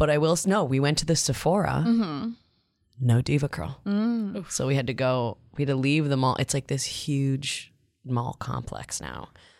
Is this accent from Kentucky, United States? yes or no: no; Natick, Massachusetts, United States; born or raised there; moved away